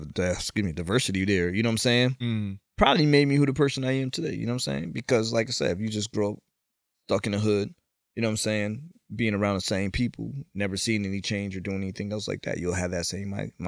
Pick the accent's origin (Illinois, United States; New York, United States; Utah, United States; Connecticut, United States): Connecticut, United States; East Hartford; they were smart enough to move us to East Hartford